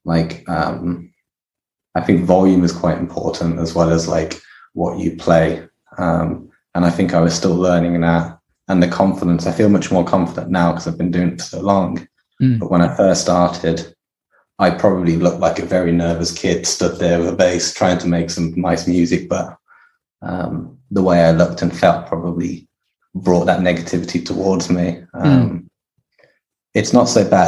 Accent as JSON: {"language": "English", "town": "Kidderminster", "region": "West Midlands", "country": "United Kingdom", "tie": "born or raised there", "said": "Kidderminster, which is my hometown"}